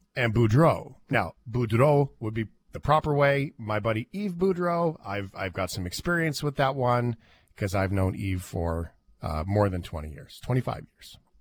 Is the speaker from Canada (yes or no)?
yes; Canada; we're Canadian